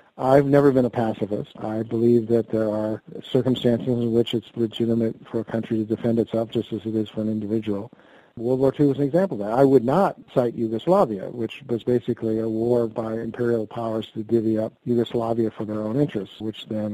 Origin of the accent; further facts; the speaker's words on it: United States; I'm an American and I'm an American reporter